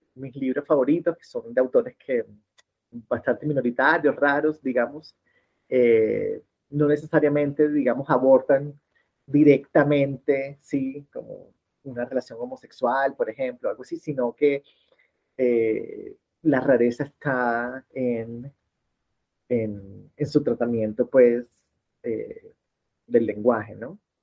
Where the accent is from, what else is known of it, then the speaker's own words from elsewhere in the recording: Barranquilla, Atlántico, Colombia; now in Bogotá, Colombia; soy de Barranquilla, en la costa caribe colombiana, pero hace 23 años vivo en Bogotá